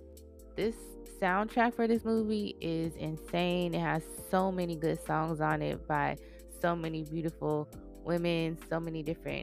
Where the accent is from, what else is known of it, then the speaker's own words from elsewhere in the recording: Arizona, United States; my home state